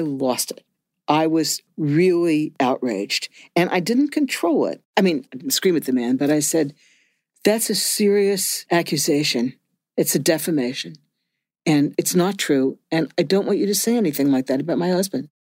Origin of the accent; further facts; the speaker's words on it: Cincinnati, Ohio, United States; I grew up in Cincinnati, Ohio, which was one of the enclaves of the John Birch Society